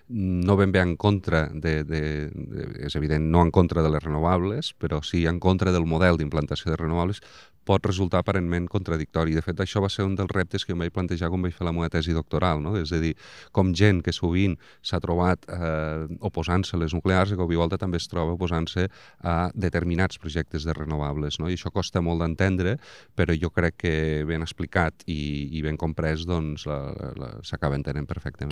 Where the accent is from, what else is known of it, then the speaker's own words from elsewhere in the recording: Vandellòs, Catalonia, Spain; haver nascut a Vandellós